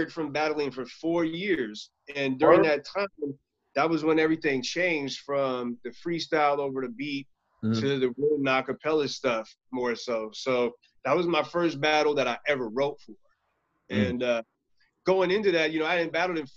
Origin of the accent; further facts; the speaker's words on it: Stockton, California, United States; I grew up in Stockton, so people are wild, aggressive.